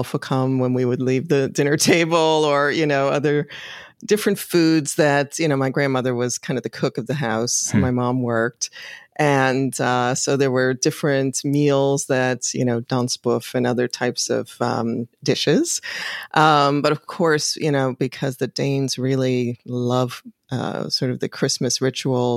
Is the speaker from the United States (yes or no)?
yes; Chicago, Illinois, United States; now in Washington, DC, United States; growing up in Chicago was a big influence